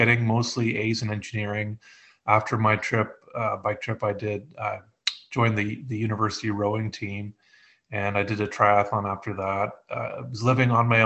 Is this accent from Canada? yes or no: yes; Eastern Canada, Canada; I grew up in Eastern Canada, where I still live.